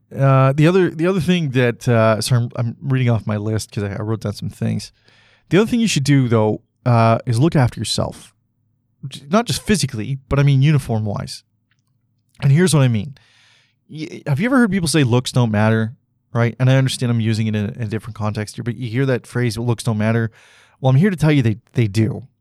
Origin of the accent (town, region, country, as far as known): Canada